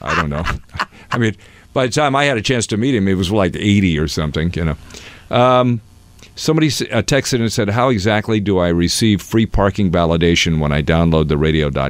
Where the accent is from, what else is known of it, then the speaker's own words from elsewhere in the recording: Seattle, Washington, United States; moved away as an adult; also born or lived in New York; where are you from? I said, Seattle.